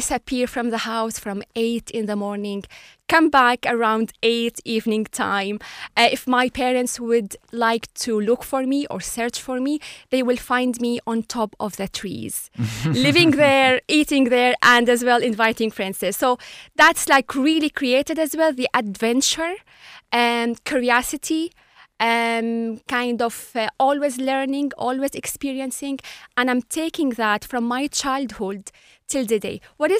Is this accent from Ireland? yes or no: yes; Ireland; an Arab, as I have a Muslim and Christian culture, and even as well, super proud of my identity as an Irish.